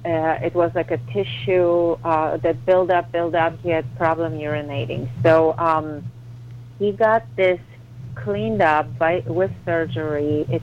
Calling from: New York, United States; I'm calling from New York.

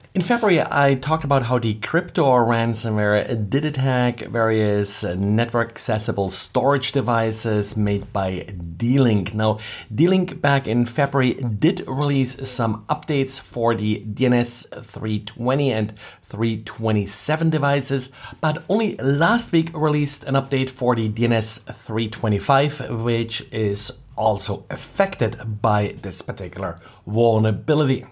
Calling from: Jacksonville, Florida, United States; I'm calling from Jacksonville, Florida

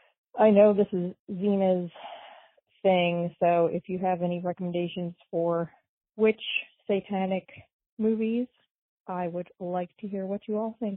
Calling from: Pennsylvania, United States; I'm calling from Pennsylvania.

